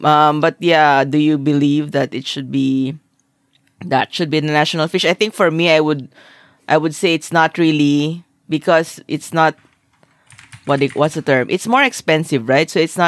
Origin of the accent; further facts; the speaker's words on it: Philippines; I'm Filipino. I've never worn a barotsaya in my entire life.